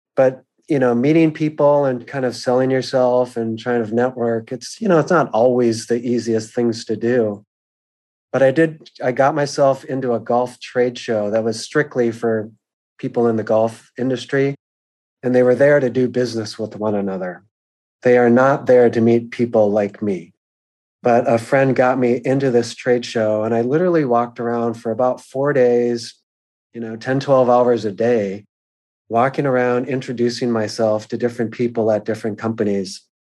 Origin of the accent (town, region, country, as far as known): Bloomington, Minnesota, United States; born or raised there; moved away as an adult; also born or lived in Massachusetts